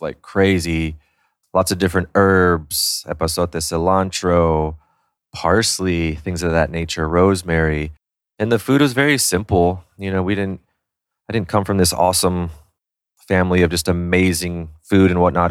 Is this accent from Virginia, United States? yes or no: no; San Antonio, Texas, United States; also born or lived in New York City; now in Austin, United States; I was born and raised in San Antonio. I lived there 18 years